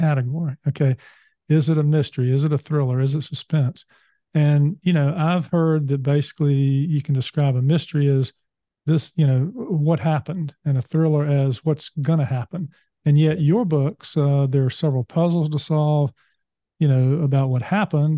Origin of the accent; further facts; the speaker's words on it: North Carolina, United States; I'm from North Carolina